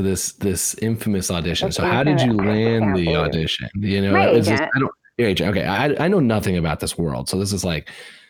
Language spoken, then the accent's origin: English; Indiana, United States; I grew up in Indiana